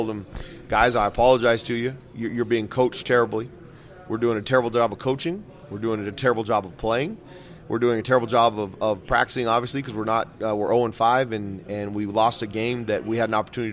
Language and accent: English; Albuquerque, New Mexico, United States; I grew up in Albuquerque, was born and raised